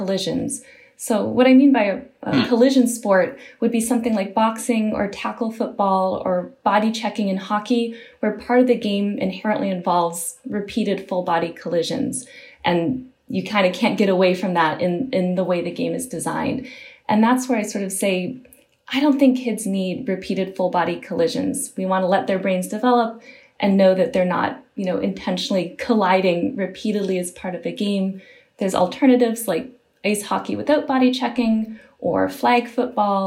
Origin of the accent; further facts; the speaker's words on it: Michigan, United States; moved away; I'm from originally from Michigan